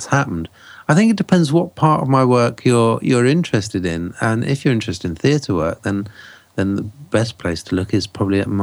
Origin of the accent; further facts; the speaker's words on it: England, United Kingdom; this Englishman